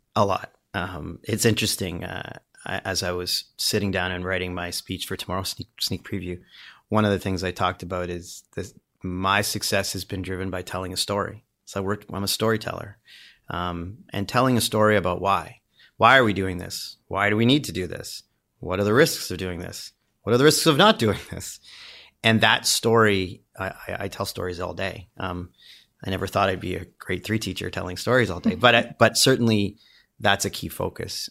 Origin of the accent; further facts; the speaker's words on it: Windsor, Ontario, Canada; I grew up in Windsor, Ontario.